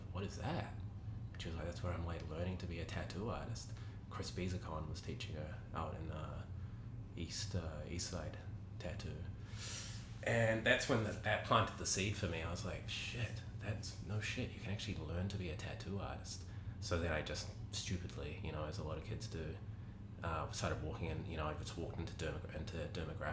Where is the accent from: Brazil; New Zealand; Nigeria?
New Zealand; Auckland; I grew up in Grey Lynn, actually only about three blocks from Merv's shop at that time, which was on Richmond Road